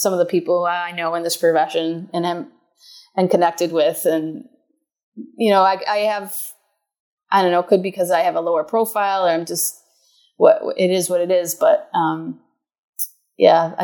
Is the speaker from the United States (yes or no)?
yes; Buffalo, New York, United States; I get to write about Buffalo sports in my hometown that I grew up in, watching